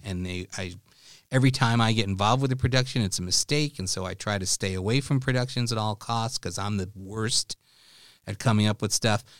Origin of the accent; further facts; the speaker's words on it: New York City, New York, United States; as a kid growing up in New York City.